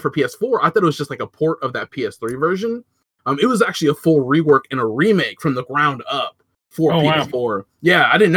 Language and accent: English; United States; I was born in America.